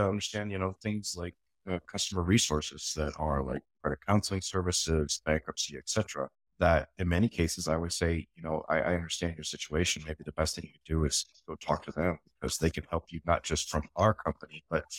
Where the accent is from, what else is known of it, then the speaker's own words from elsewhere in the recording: Michigan, United States; I grew up in Southwest Michigan, basically.